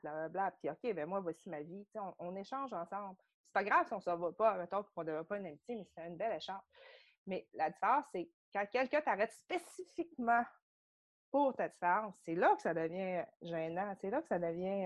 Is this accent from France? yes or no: no; Saguenay, Quebec, Canada; also born or lived in South Korea; je viens du Saguenay.